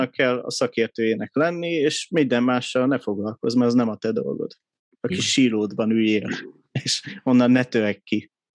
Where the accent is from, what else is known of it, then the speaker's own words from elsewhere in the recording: Budapest, Hungary; 83-ban születtem Budapesten